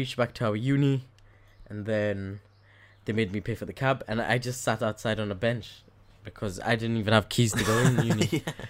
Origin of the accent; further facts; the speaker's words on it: Kenya; now in Switzerland; I know I'm from Kenya